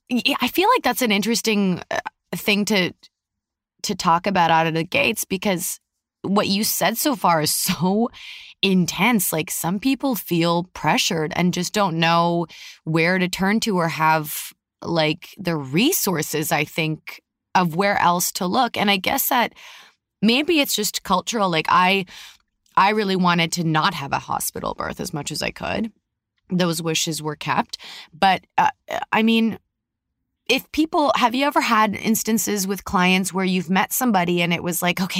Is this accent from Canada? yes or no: yes; Canada; now in United States; we came from Canada. It's a mm-hmm. different vibe up there and a different vibe down here